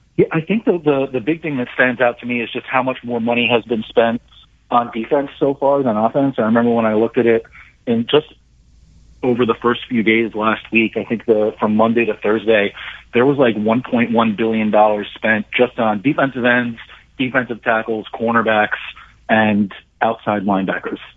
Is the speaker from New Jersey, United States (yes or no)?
yes; New Jersey, United States; I grew up in New Jersey